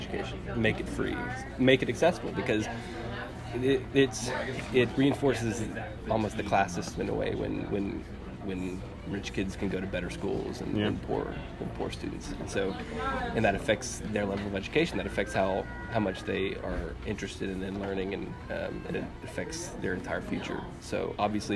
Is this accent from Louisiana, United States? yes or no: no; Southeast Texas, United States; this little rural town where I grew up in Southeast Texas